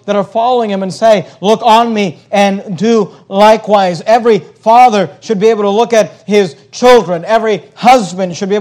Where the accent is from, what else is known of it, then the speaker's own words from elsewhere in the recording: the Bay Area, California, United States; when I was growing up, we grew up in the Bay Area